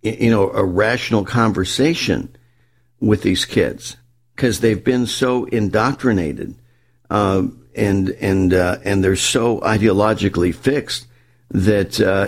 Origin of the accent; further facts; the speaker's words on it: Southern California, United States; growing up in Southern California, and I grew up, on the coast.